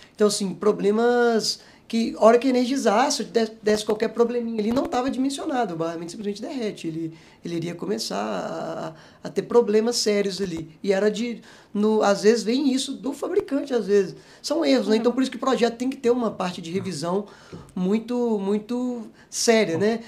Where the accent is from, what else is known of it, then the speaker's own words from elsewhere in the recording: Presidente Kubitschek, Minas Gerais, Brazil; moved away as an adult; also born or lived in Itajubá / Belo Horizonte; nasci em Minas, né? Sou, sou natural e sou mineiro. É, nasci bem no interiorzinho de Minas, ali, uma cidade chamada Presidente Kubitschek